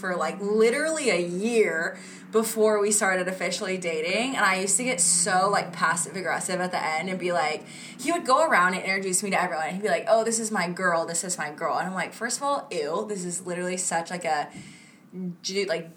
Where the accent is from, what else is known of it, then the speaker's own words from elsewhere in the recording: Florida, United States; moved away; I'm from Florida originally